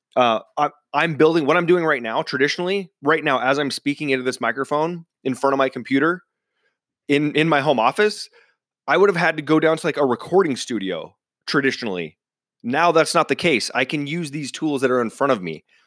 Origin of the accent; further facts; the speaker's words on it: central Washington, United States; my hometown in, uh, central Washington